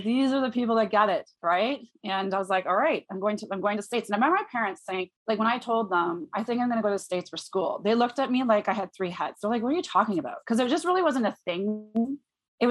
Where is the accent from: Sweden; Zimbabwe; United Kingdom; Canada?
Canada; Waterdown, Ontario; I grew up in a small town. Well, it's not so small anymore, but it was small back then, of Waterdown, Ontario, which is about an hour outside of Toronto.